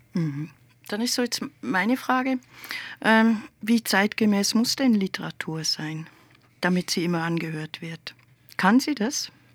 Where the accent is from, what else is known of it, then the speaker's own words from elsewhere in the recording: Switzerland; Als Schweizerin frage ich das jetzt einfach